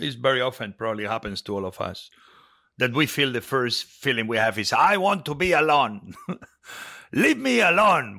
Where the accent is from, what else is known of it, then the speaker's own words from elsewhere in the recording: Spain; moved away; I grew up with it in Spain